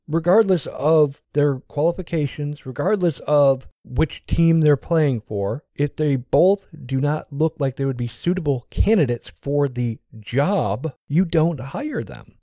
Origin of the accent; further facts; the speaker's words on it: United States; I'm American.